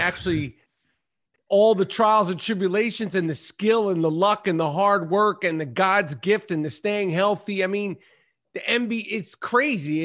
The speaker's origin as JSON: {"language": "English", "town": "New York City", "region": "New York", "country": "United States", "tie": "born or raised there", "said": "Upper East Side of Manhattan. Yup. And, you know, uh, Upper East Side, you know, grew up playing ball in the seventies and the eighties"}